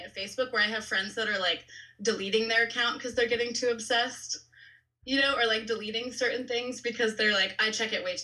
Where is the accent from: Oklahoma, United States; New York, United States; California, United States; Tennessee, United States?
California, United States; suburbs of LA, Orange County; Mostly in the suburbs of LA, in Orange County